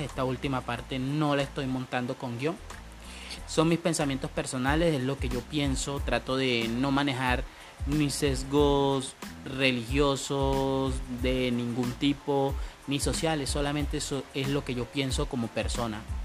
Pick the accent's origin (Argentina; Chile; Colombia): Colombia; En mi país Colombia y sobre todo en mi región